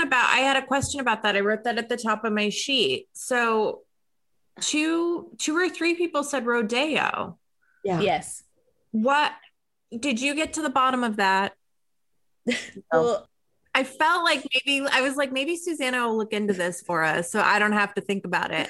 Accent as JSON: {"language": "English", "country": "United States", "lives_now": "Los Angeles, United States", "said": "we're both American"}